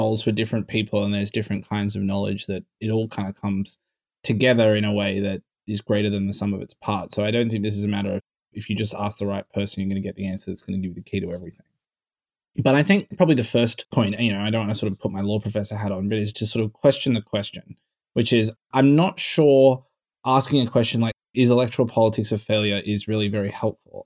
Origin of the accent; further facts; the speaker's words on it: Australia; now in United States; I come from Australia.